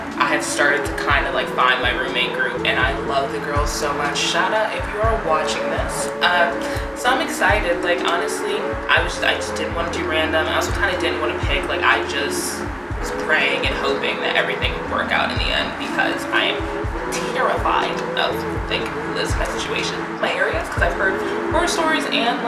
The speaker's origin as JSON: {"language": "English", "town": "Philadelphia", "region": "Pennsylvania", "country": "United States", "also_born_or_lived": "New Orleans", "moved": "as an adult", "said": "I'm from Philadelphia"}